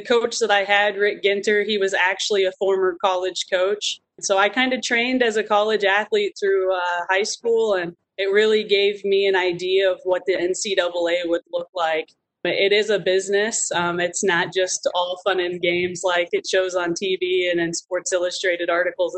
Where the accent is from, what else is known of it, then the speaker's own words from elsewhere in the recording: Americus, Kansas, United States; I grew up in Americus, Kansas, which is in Lyon County, East Central Kansas.